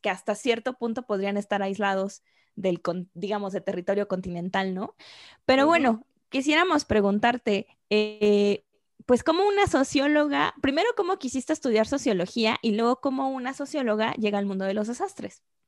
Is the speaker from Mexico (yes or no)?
yes; Mexico; also born or lived in England; yo como mexicana